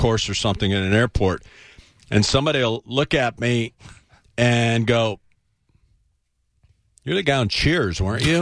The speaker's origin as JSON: {"language": "English", "town": "Tampa", "region": "Florida", "country": "United States", "tie": "born or raised there", "said": "I grew up here on Davis Island. I played Bayshore Little League and went to Plant High School"}